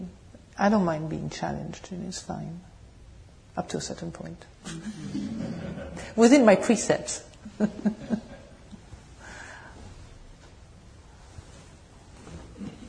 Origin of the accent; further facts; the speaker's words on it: France; accent: French accent with English, British tone; English is a second language; moved away; also born or lived in England; my French accent and English, British tone